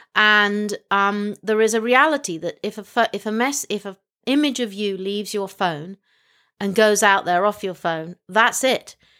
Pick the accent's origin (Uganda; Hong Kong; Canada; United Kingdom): Hong Kong; moved away; I was born in Hong Kong